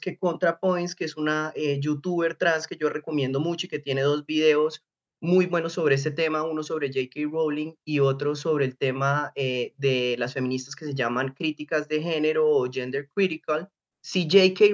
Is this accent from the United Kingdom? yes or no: no; Bucaramanga, Santander, Colombia; Yo crecí en Bucaramanga